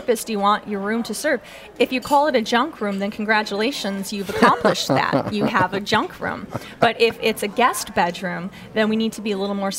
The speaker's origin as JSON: {"language": "English", "region": "Michigan", "country": "United States", "tie": "born or raised there", "also_born_or_lived": "Seattle, Washington", "moved": "as an adult", "lives_now": "New Orleans, United States", "said": "When I grew up in Michigan, I moved to Seattle, Washington at age 18, sight unseen"}